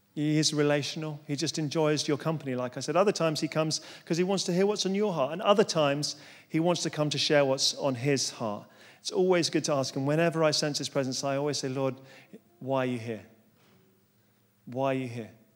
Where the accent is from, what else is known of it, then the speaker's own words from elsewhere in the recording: London, United Kingdom; moved away as an adult; now in Surrey, United Kingdom; I'm a Londoner, born and bred